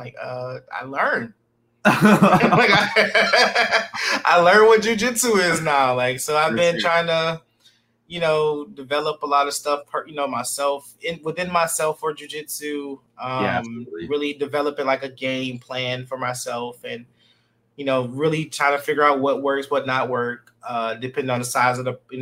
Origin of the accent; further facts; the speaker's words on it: Detroit, Michigan, United States; Born and bred in Detroit